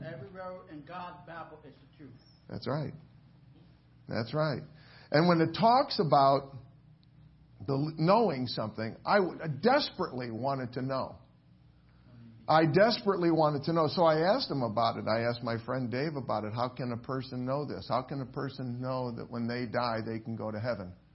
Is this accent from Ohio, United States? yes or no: yes; Willoughby, Ohio, United States; moved away; I grew up in Willoughby, Ohio, and uh, that's pretty far from here.